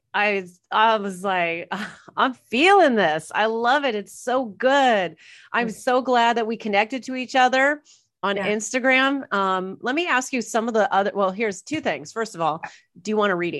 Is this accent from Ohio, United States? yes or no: no; Irvine, California, United States; moved away as an adult; now in Toronto, Canada; I was like born and raised in Orange County, Irvine.